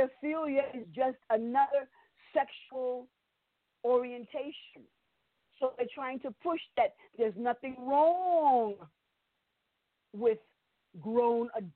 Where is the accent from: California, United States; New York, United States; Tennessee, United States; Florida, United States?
New York, United States; New York City; I'm from New York City